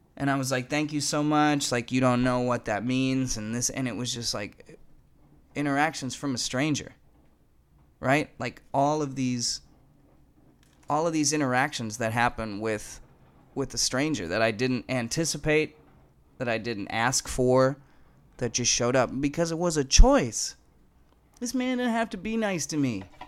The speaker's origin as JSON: {"language": "English", "town": "Fargo", "region": "North Dakota", "country": "United States", "also_born_or_lived": "Denver / California", "moved": "as an adult", "said": "I come from Fargo, North Dakota"}